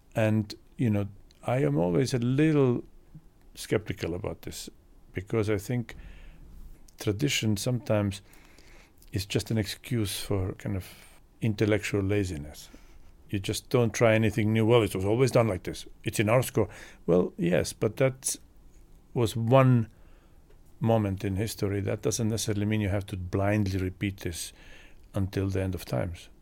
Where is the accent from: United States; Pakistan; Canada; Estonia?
Estonia; moved away; Growing up in Estonia, which at that time was part of Soviet Union